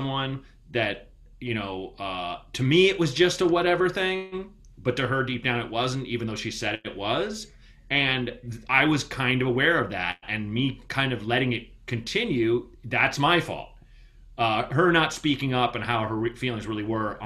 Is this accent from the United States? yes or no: yes; Portland, Oregon, United States; my hometown of Portland, Oregon